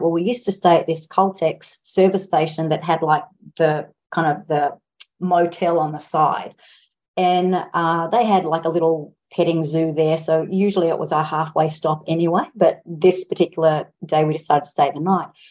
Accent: Australia; because I'm an Australian

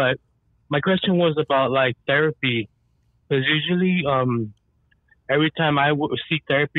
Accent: Pacoima, California, United States; I grew up in Pacoima Projects when I was like in 88 to like 98.

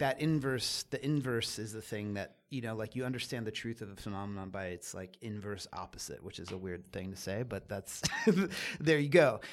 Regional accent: Catasauqua, Pennsylvania, United States; So I grew up in Pennsylvania, small town Pennsylvania

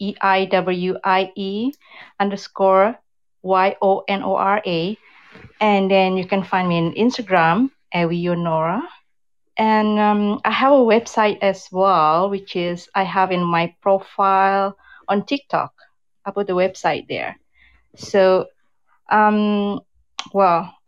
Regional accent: Jakarta, Indonesia; also born or lived in West Sumatra; now in Vancouver, Canada; I'm from Indonesia originally. I was born in Sumatra, West Sumatra. But then I grew up in Jakarta, in the big city in Jakarta.

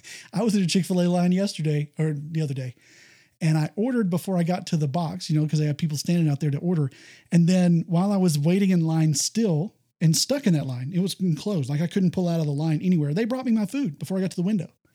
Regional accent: Texas, United States; I, I grew up here in Texas

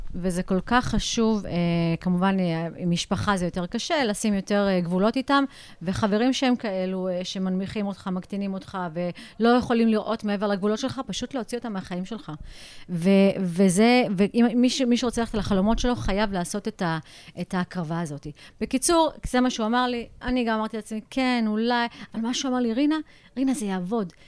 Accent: United States; also born or lived in India; now in Jerusalem, Israel; אני נולדתי לא בארץ, גלתי בארצות הברית

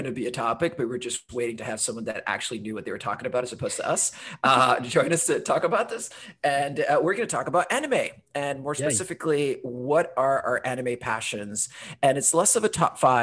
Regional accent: Honduras; also born or lived in United Kingdom; now in Portland, United States; I'm originally from Honduras, but lived in the UK for 10 years

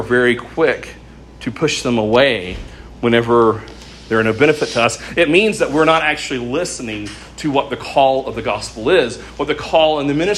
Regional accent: United States; we are American Christians

